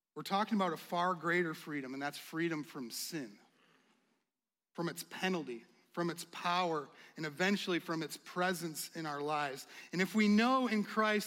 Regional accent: United States; as an American

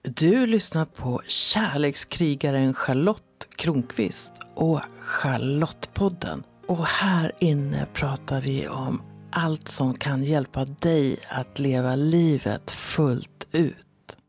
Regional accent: Sweden; first language Swedish; also born or lived in France; jag är ju svensk och jag har lekt med svenska i hela mitt liv

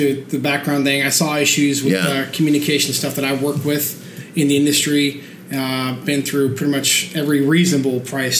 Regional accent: Copenhagen, Capital Region of Denmark, Denmark; moved away as an adult; I'm originally from Copenhagen, Denmark.

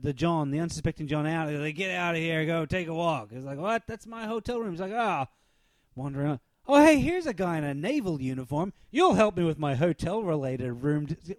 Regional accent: Texas, United States; I'm from Texas

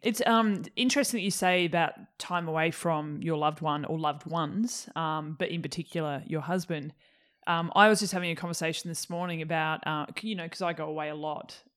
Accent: Tasmania, Australia; moved away; I'm from Tassie originally

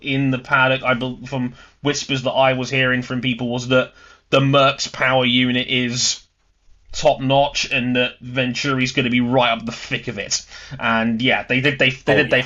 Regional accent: London, United Kingdom; my hometown of London.

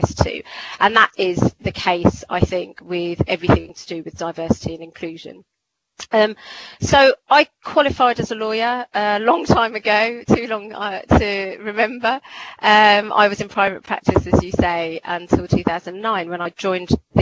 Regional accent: Croydon, London, United Kingdom; I was born and bred in Croydon

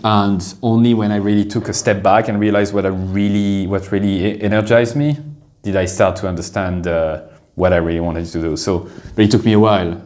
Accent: France; moved away as an adult; now in Dublin, Ireland; I did one year in a business school in France, a, a, an average business school uh, in my hometown

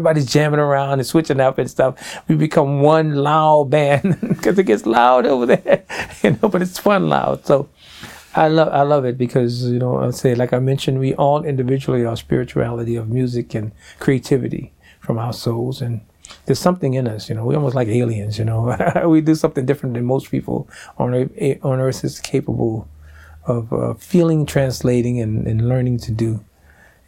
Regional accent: New Orleans, Louisiana, United States; I grew up in New Orleans

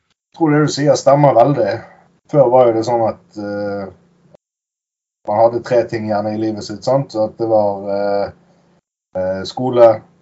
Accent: Bergen, Vestland, Norway; Jeg er jo bergenser

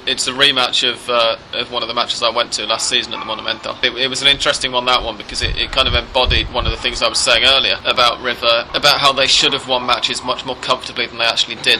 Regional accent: England, United Kingdom; as an Englishman

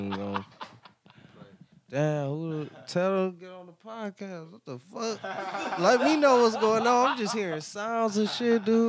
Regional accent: Cleveland, Ohio, United States; I'm from Cleveland, like we from Cleveland, right? We really from here

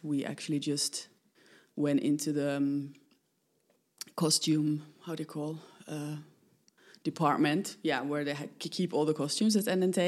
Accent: Finland; moved away as an adult; now in Netherlands; I'm coming originally from Finland. I've lived 20, more than 25 years in, in the Netherlands, making work.

